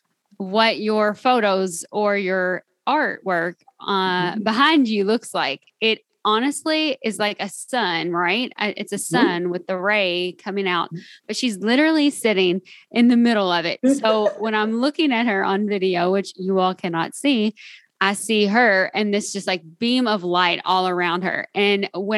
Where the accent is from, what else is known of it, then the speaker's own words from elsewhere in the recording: Kentucky, United States; accent: Southern; I'm from Kentucky